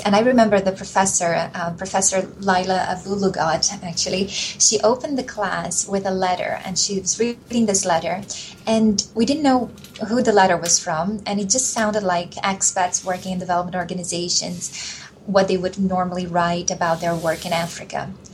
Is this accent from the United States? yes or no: no; Brazil; moved away; also born or lived in Mozambique / Nicaragua; when I was growing up in Brazil at the time